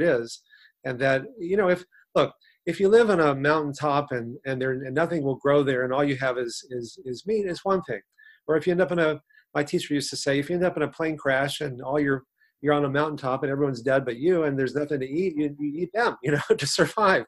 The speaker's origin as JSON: {"language": "English", "region": "Texas", "country": "United States", "tie": "born or raised there", "said": "40 years ago, when I grew up in Texas"}